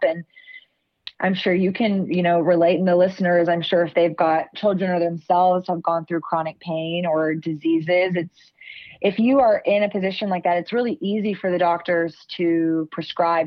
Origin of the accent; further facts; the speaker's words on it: Austin, Texas, United States; growing up in Austin, we are coined the live music capital of the world